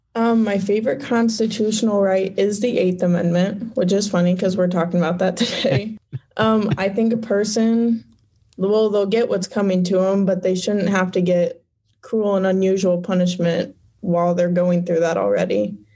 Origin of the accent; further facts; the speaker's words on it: Fairbury, Illinois, United States; I was born and raised in Fairbury, Illinois